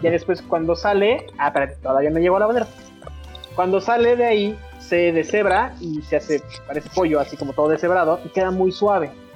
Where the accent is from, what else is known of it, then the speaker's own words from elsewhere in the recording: Mexico; nosotros mismos como mexicanos